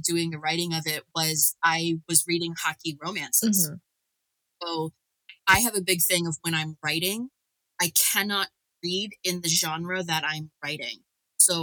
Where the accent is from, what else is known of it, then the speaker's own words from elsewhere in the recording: Northern Kentucky, United States; I grew up in Kentucky, Northern Kentucky